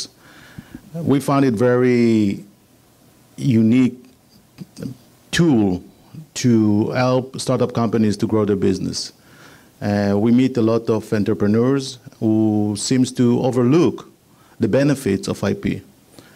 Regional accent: Israel; accent: Israeli; moved away as an adult; now in United States; I'm an Israeli. I'm here in the United States 11 years. So forgive my Israeli accent.

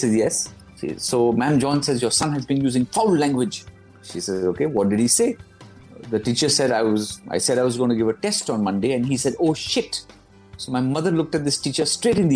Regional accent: Kolkata, West Bengal, India; also born or lived in London, United Kingdom; now in Delhi, India; I'm from Calcutta

